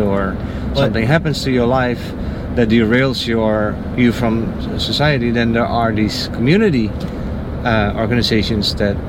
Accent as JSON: {"language": "English", "country": "Netherlands", "moved": "yes", "lives_now": "United States", "said": "I'm from the Netherlands"}